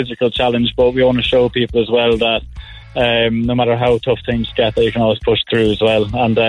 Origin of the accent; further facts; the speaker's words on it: Offaly, Ireland; moved away as an adult; also born or lived in Bath, United Kingdom; I'm from Offaly originally, but we both met in the UK, down in Bath. So we went to university in Bath.